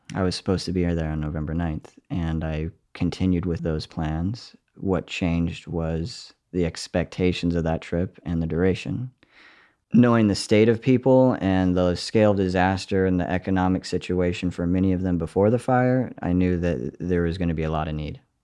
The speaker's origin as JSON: {"language": "English", "town": "Paradise", "region": "California", "country": "United States", "tie": "born or raised there", "said": "I was born and raised in Paradise, California"}